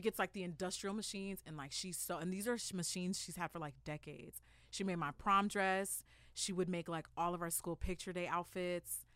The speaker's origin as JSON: {"language": "English", "town": "La Puente", "region": "California", "country": "United States", "tie": "born or raised there", "said": "I'm from La Puente. I'm from San Gabriel Valley."}